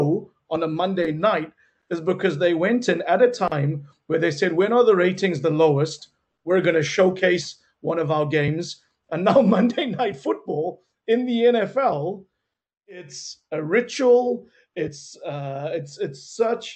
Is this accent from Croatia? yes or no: no; South Africa; growing up in South Africa in the 90s